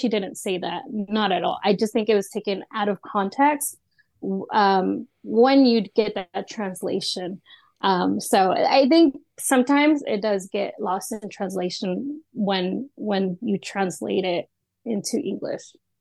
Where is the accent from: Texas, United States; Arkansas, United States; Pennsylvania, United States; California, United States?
Texas, United States; Austin; I am from Austin